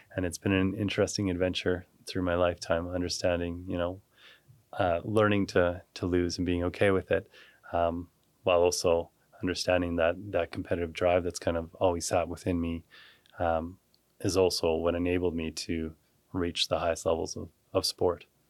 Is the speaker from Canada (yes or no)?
yes; Calgary, Alberta, Canada; I grew up here in Calgary